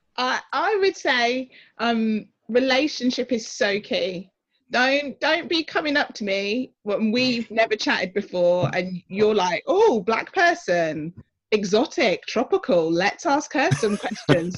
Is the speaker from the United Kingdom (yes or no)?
yes; Oxford, South East England, United Kingdom; I am originally from Oxford, um, grew up in council housing there